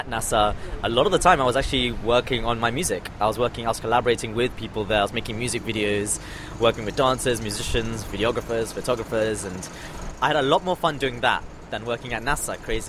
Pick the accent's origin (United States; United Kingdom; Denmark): United Kingdom; London; also born or lived in Australia; the environment I grew up with in London.